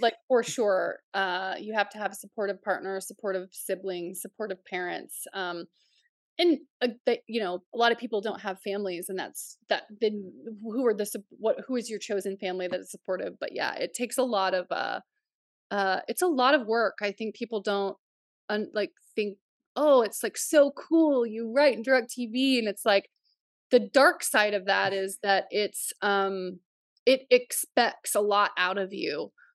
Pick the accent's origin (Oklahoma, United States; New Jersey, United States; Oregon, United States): Oklahoma, United States; also born or lived in Nebraska / Canada; now in upstate New York, United States; we grew up in Oklahoma